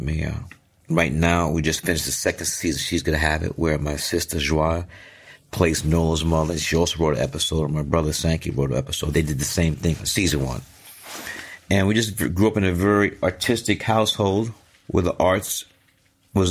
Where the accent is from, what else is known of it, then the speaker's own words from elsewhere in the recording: New York City, New York, United States; also born or lived in Atlanta, Georgia; growing up in Fort Greene, Brooklyn, late 60s, early 70s